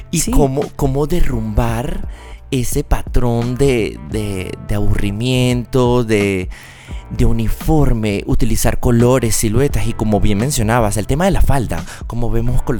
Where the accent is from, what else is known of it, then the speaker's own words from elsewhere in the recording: Venezuela; now in Bogotá, Colombia; Yo soy de Venezuela. ¿Y entonces? Pero del Caribe. Solo que estoy súper apañado de Bogotá.